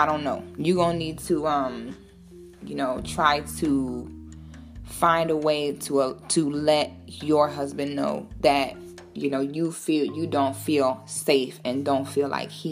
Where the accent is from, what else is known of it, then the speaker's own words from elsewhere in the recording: Florida, United States; I'm from Florida.